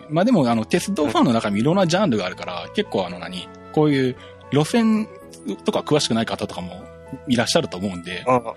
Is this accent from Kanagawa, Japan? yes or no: no; Shizuoka, Japan; 地元の静岡県